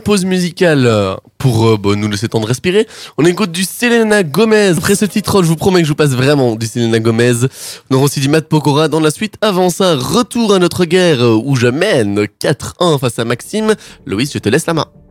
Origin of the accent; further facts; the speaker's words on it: Liège, Wallonia, Belgium; je suis liégeois